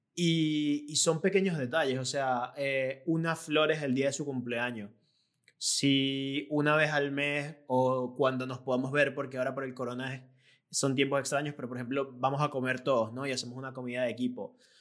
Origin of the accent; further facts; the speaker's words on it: Venezuela; moved away as an adult; yo me vine de Venezuela donde tenía mi propio negocio y llegué aquí